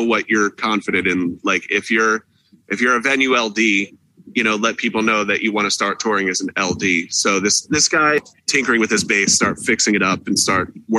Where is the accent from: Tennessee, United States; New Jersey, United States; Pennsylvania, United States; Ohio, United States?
Pennsylvania, United States; Philadelphia; I'm from Philadelphia